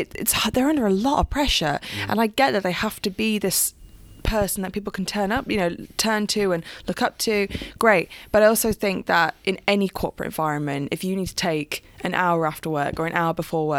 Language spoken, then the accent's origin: English; United Kingdom; we come from Italian background. Italians are very emotive and very passionate, but we also don't talk about our feelings a lot of time. And especially being British as well